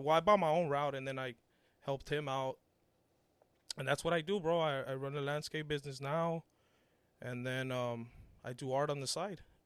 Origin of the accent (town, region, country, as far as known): Los Angeles, California, United States; born or raised there; English is a second language; also born or lived in Mexico